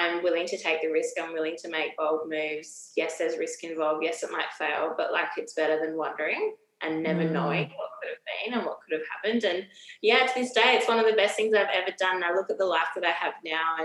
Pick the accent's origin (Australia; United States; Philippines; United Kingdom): Australia; Adelaide, South Australia; moved away as an adult; also born or lived in Sydney / Melbourne; now in Brisbane, Australia; I'm actually from Adelaide.